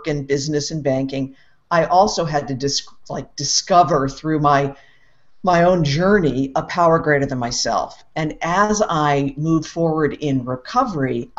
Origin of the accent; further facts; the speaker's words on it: East Coast, United States; I grew up on the East Coast in the U.S.